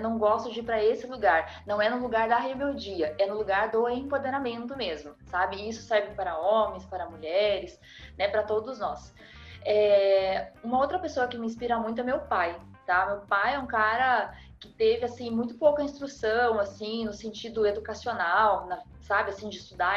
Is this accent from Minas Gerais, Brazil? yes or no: no; Rio Grande do Sul, Brazil; also born or lived in Curitiba, Paraná; eu sou paranaense, eu sou curitibana, criada no Rio Grande do Sul